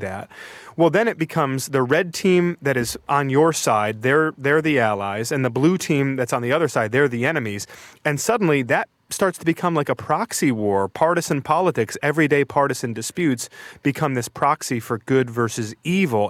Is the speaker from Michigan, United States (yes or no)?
yes; outside of Detroit, Michigan, United States; My hometown is at the intersection of two highways, uh, outside of Detroit.